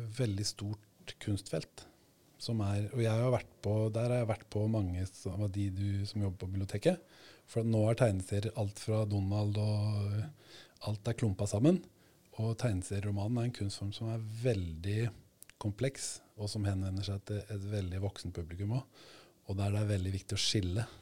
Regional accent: Sweden; now in Norway; jeg vokste opp i Sverige

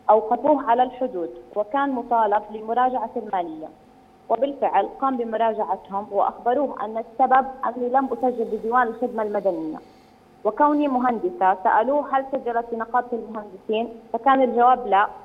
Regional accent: Jordan; أنا طالب أردنية خريجة جامعة الطفيلة التقنية

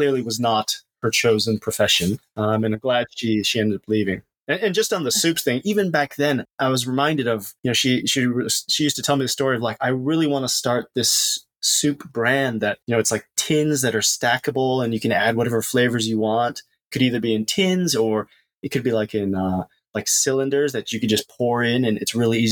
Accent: United States; also born or lived in Japan; So I'm American. I grew up in the US

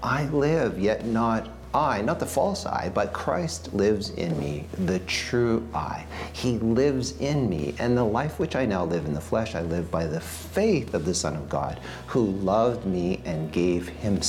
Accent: Montreal, Quebec, Canada; now in Winnipeg, Canada; Well, I'm originally from Montreal, Quebec, where I met my wife, and we have three children, and we now live in Winnipeg, Manitoba.

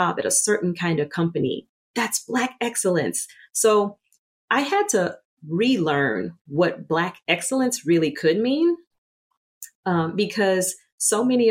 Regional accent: Louisiana, United States; I grew up in the Deep South in Louisiana as a dark-skinned Black girl

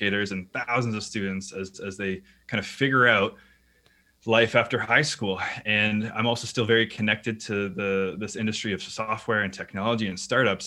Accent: Canada; I'm Canadian

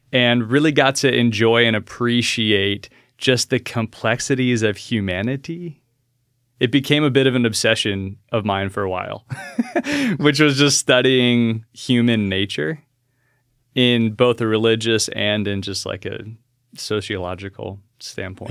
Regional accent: Alaska, United States; I was born and raised in Alaska

